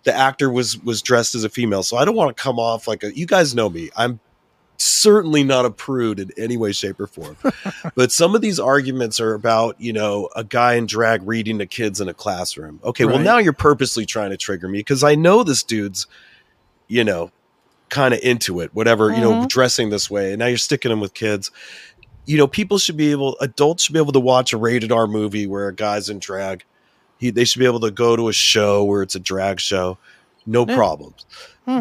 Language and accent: English; California, United States; I'm from California.